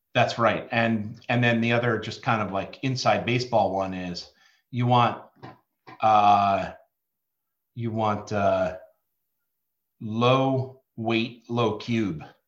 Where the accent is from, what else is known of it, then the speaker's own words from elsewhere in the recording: New Jersey, United States; now in Baltimore, United States; I'm a kid from Jersey, living in Baltimore